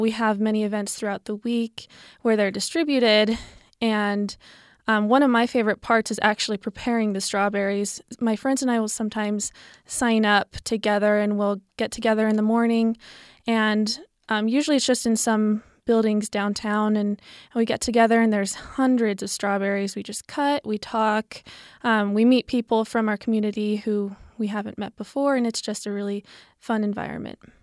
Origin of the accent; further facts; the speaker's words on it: Pleasant Grove, Utah, United States; I'm from Pleasant Grove, Utah.